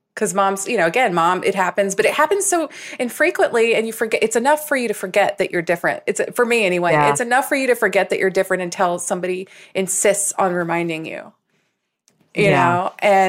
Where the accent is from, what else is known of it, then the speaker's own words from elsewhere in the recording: Southern US, United States; accent: Southern; Do you know that I can't help it anymore, but I actively suppressed my Southern accent.